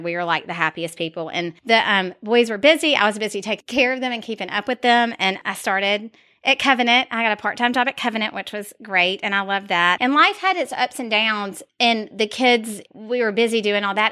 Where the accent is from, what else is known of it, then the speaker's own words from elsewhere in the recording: Dalton, Georgia, United States; I love being from Dalton